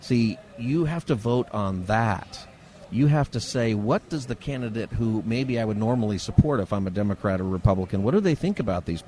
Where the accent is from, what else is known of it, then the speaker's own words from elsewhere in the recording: United States; as an American and also as a Christian